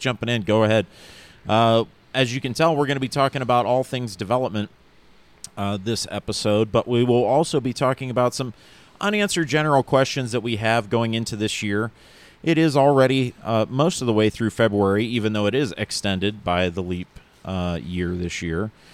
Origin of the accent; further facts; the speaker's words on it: near East Palestine, Ohio, United States; here in Ohio in an area close to my hometown called East Palestine.